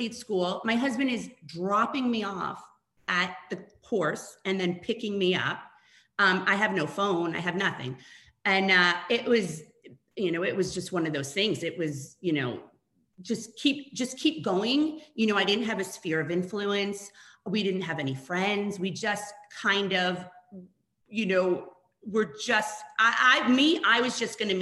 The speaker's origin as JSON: {"language": "English", "region": "New York", "country": "United States", "also_born_or_lived": "Toronto, Canada", "moved": "as an adult", "said": "I'm originally from New York"}